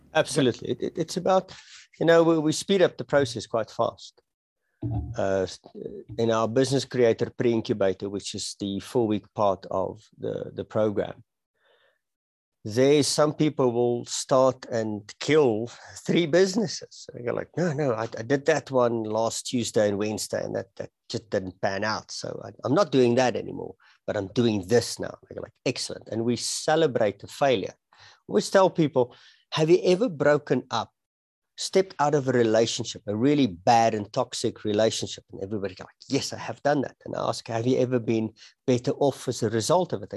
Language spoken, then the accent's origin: English; Pretoria, Gauteng, South Africa; moved away as an adult; now in Johannesburg, South Africa; I, I was born and I was raised in uh, Pretoria, the capital city of South Africa